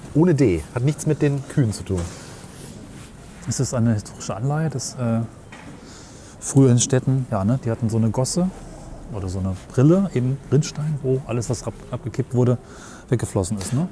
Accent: area around Göttingen / Duderstadt, Lower Saxony, Germany; ich komme auch nicht direkt aus der nächstgrößeren Kreisstadt Göttingen, aber ich bin seit 20 Jahren hier

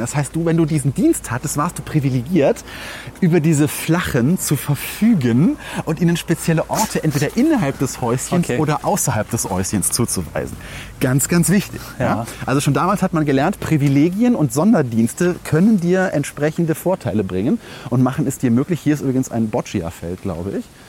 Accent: Langenfeld, North Rhine-Westphalia, Germany; meiner Heimatstadt

